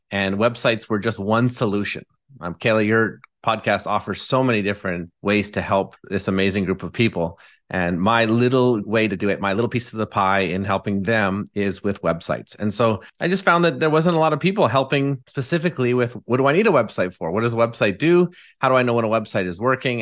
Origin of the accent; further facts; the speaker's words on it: Abbotsford, British Columbia, Canada; I'm from Abbotsford, British Columbia, and live here with my lovely wife, Haley